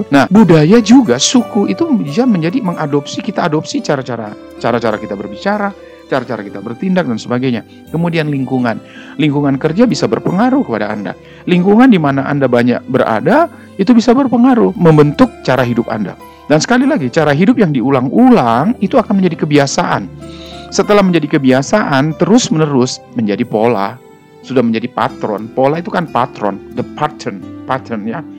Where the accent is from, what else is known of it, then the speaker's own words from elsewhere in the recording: Surabaya, East Java, Indonesia; Saya ini arek Surabaya.